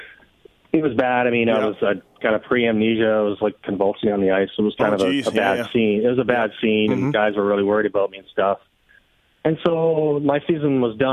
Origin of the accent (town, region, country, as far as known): Seaforth, Ontario, Canada; born or raised there; now in Kitchener-Waterloo, Canada